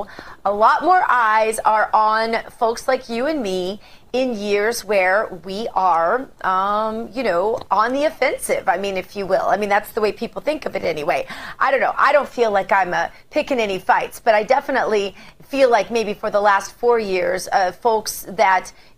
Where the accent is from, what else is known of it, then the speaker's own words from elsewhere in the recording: Missouri, United States; my home state, Missouri